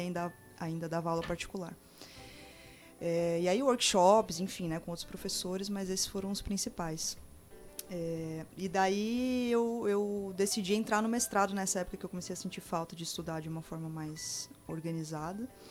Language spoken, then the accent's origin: Portuguese; São Paulo, Brazil; moved away as an adult; now in Campo Grande, Brazil; eu sou de São Paulo, né? Nasci lá, vim para cá, para Campo Grande há quatro anos.